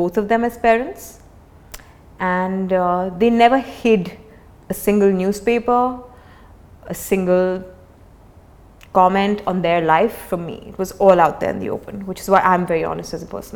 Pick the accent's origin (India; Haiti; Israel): India; also born or lived in Mumbai; a kid growing up in India